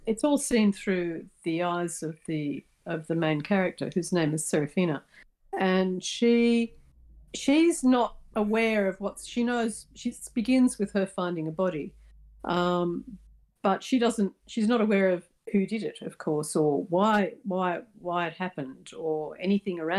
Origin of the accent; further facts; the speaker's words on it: Australia; I'm Australian